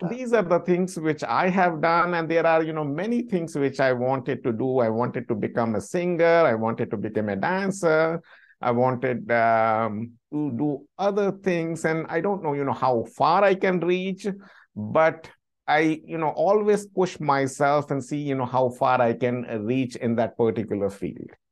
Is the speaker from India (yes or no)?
yes; India; born or raised there; moved away as an adult; also born or lived in London; now in United States